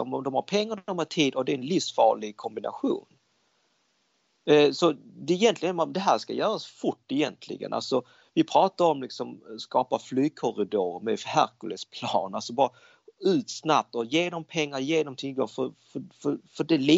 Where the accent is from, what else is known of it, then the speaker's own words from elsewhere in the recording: Denmark; now in Sweden; jag växte upp i Danmark, danskarna är väldigt öppnare, de, de säger vad de tycker.